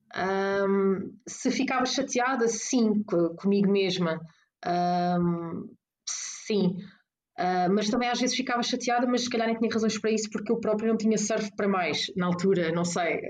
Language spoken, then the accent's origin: Portuguese; Caldas da Rainha, Leiria District, Portugal; also born or lived in Porto; eu cresci nas Caldas da Rainha